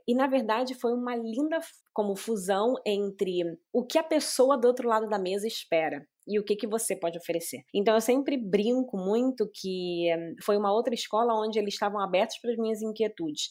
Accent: Brazil; moved away as an adult; quando eu saí do Brasil, é, em 2011, eu já tinha trabalhado no Brasil uns nove anos

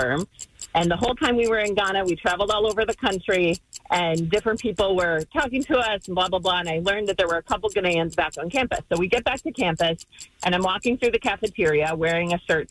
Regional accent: Minnesota, United States; I grew up in Minnesota.

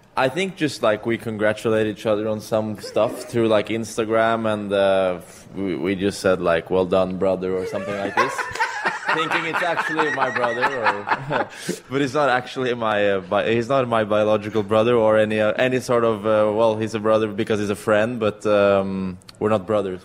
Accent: Norway; I'm from Europe

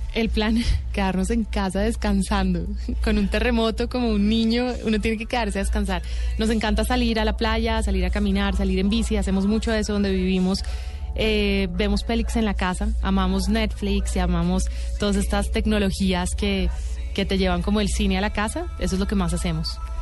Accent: Bogotá, Colombia; also born or lived in Miami, United States; Yo crecí en Bogotá

